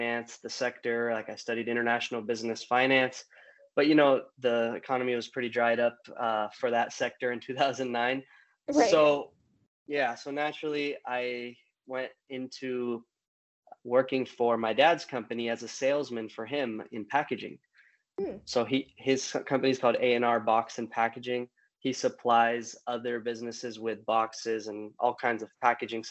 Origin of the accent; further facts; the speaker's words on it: California, United States; born and raised in California